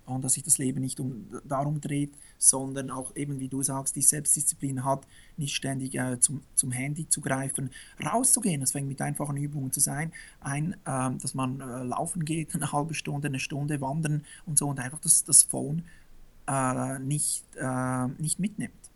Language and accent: German; Switzerland; born or raised there